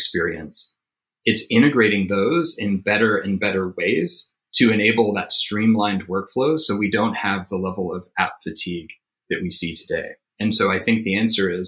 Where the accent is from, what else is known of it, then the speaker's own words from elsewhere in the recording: Tennessee, United States; moved away; So I'm originally from Tennessee.